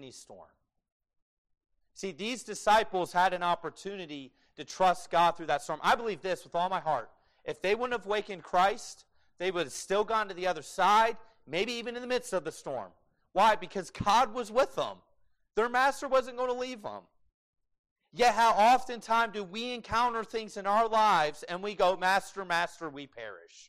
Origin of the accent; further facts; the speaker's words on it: United States; being an American